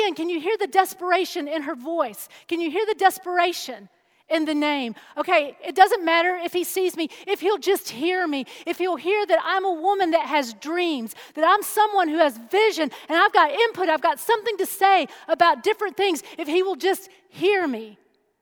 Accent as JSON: {"language": "English", "country": "United States", "said": "I'm an American through and through"}